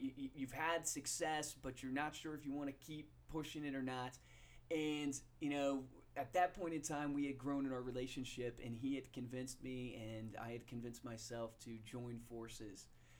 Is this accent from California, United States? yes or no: no; Central Virginia, United States; moved away; Now, I grew up in Central Virginia, so I'm not a Philly boy at heart.